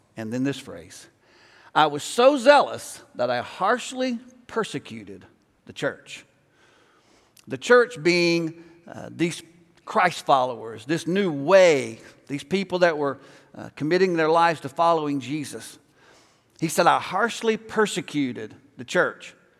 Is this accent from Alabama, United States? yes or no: yes; Alabama, United States; moved away; I grew up in Alabama